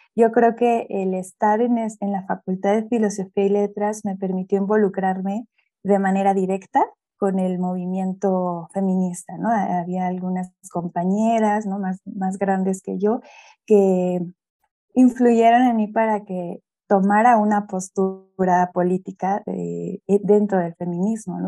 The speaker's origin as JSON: {"language": "Spanish", "region": "Mexico City", "country": "Mexico", "said": "yo soy de acá de la Ciudad de México, de, de la zona centro-sur de la ciudad, en la alcaldía de Coyoacán"}